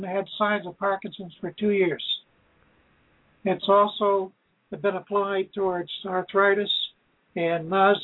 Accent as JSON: {"language": "English", "town": "Brattleboro", "region": "Vermont", "country": "United States", "lives_now": "Georgia, Vermont, United States", "said": "I'm originally from Brattleboro, Vermont. I now live in Georgia, Vermont."}